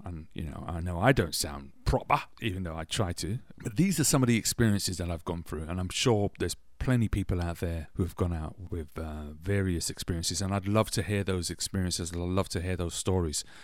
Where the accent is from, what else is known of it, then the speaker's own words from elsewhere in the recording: England, United Kingdom; accent: British; moved away as an adult; now in Toronto, Canada; growing up in England